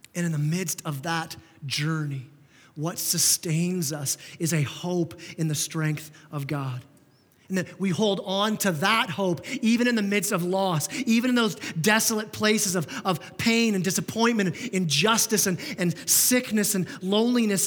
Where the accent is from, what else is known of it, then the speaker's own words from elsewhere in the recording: Canada; we're so Canadian